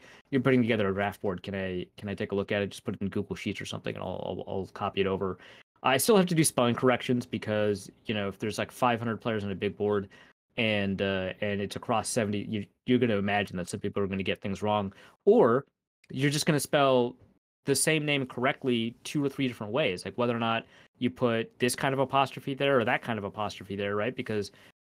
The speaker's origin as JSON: {"language": "English", "region": "Minnesota", "country": "United States", "said": "I'm Minnesotan"}